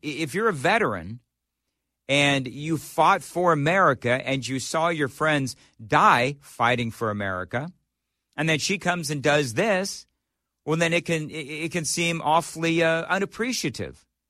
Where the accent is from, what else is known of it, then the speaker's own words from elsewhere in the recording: Glendora, California, United States; also born or lived in Los Angeles; now in Nashville, United States; I grew up in Glendora, California.